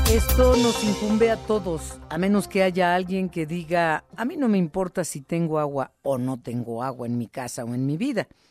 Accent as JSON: {"language": "Spanish", "town": "Guadalajara", "region": "Jalisco", "country": "Mexico", "moved": "yes", "said": "pues ya te fuiste para mi tierra"}